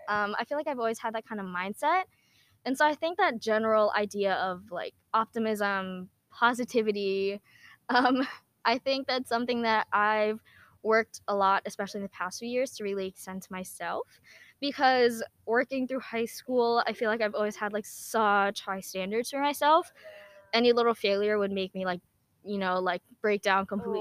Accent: New Jersey, United States; I was born and raised in New Jersey

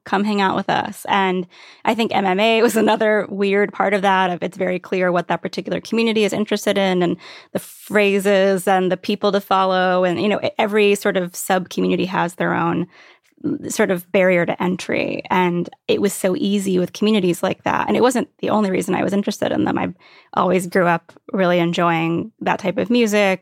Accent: Virginia Beach, Virginia, United States; moved away as an adult; also born or lived in New York City / Brooklyn / Catskills; I grew up in Virginia Beach

